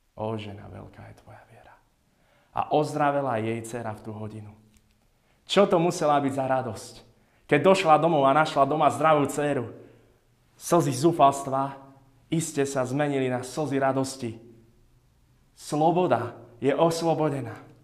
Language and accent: Slovak; Jasenová, Žilina Region, Slovakia; moved away; nás v Jasenovej, odkiaľ pochádzam, volajú mačkári, lebo v dedine máme kopu mačiek.